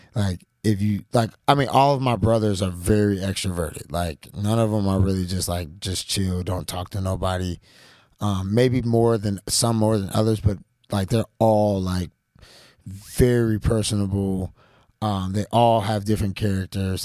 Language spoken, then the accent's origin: English; Atlanta, Georgia, United States; being black, growing up in Atlanta or Georgia